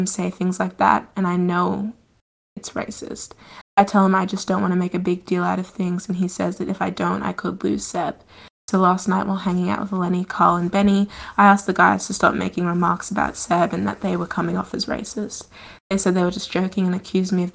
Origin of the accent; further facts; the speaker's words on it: Australia; I was born and have grown up in Australia.